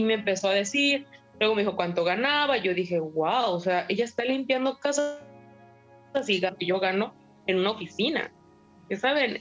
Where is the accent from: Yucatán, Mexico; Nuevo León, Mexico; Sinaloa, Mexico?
Yucatán, Mexico; Mérida; moved away as an adult; now in Vancouver, Canada; Yo soy de Mérida, Yucatán